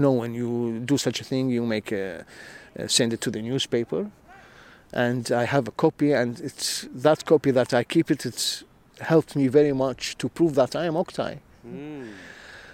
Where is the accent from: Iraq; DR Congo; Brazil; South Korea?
Iraq; English is a second language; moved away as an adult; also born or lived in Ghent, Belgium; now in The Hague, Netherlands; I lived in Iraq